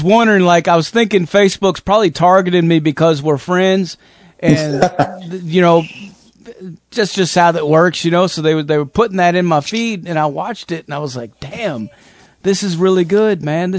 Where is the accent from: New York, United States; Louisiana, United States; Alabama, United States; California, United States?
California, United States; born there; also born or lived in Arizona; now in Tennessee, United States; I mean, I'm not even from here, actually. I was born in California, but I've lived all over the fucking place, man. Arizona mostly